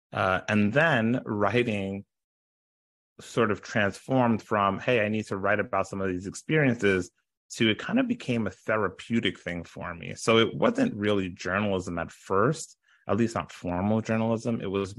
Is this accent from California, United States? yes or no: no; Brooklyn, New York, United States; also born or lived in Ottawa, Canada / Long Island, United States; So I grew up in Brooklyn, New York. I grew up in Canada, in Ottawa specifically. And then I grew up also in Long Island when my parents moved from Brooklyn to Long Island.